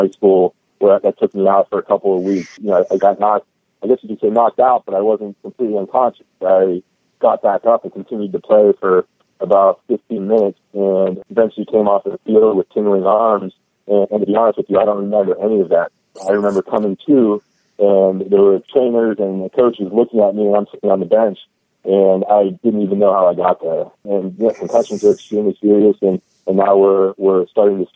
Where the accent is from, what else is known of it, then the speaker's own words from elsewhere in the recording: Pittsburgh, Pennsylvania, United States; now in San Diego, United States; I actually grew up in the Northeast. I'm from Pittsburgh, Pennsylvania, originally